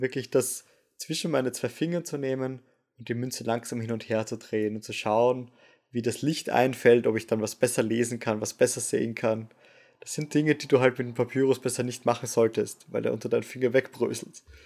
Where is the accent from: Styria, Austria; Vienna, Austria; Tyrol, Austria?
Vienna, Austria; moved away as an adult; now in Osnabrück, Germany; als Wiener dann doch sehr froh war, dass ich meinen Master sehr entspannt zu Hause machen konnte